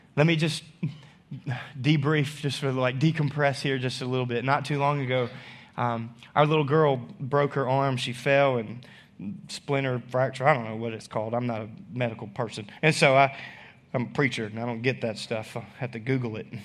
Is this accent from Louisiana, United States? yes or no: yes; North Louisiana, United States; moved away; also born or lived in Arkansas; I'm still from North Louisiana.